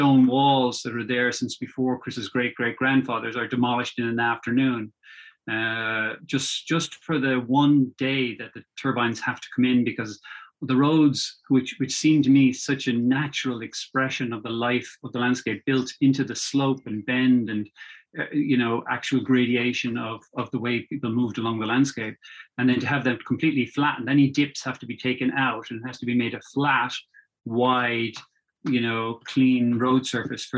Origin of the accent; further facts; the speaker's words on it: Dublin, Leinster, Ireland; I grew up in Dublin and lived in suburban Dublin.